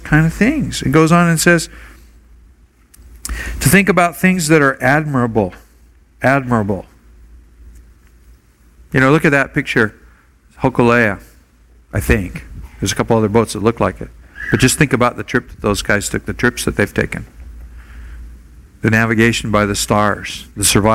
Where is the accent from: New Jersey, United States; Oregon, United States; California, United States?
Oregon, United States; Portland; now in Honolulu, United States; I grew up in Portland, Oregon, 60 miles from Timberline Lodge in Mount Hood